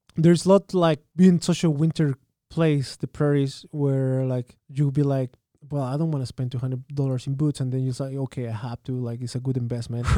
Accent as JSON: {"language": "English", "town": "Santiago", "region": "Santiago Metropolitan Region", "country": "Chile", "tie": "born or raised there", "also_born_or_lived": "South Carolina / Japan", "second_language": "English", "moved": "as an adult", "lives_now": "Saskatchewan, Canada", "said": "I'm born and raised in Santiago."}